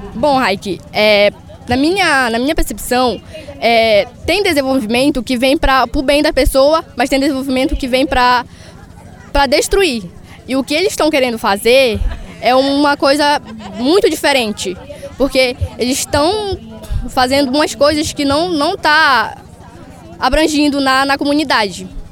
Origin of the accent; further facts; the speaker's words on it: Curuai, Pará, Brazil; Eu sou do Curuai, região do Lago Grande